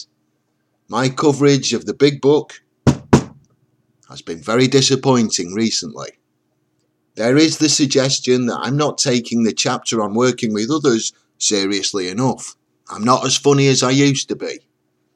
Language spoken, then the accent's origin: English; England, United Kingdom; I'm English